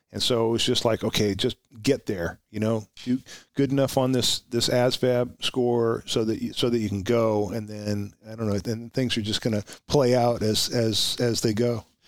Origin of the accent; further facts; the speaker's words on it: Huntington Station, New York, United States; moved away; also born or lived in Oxnard, California; I grew up in in Suffolk County, in, uh, near Huntington Station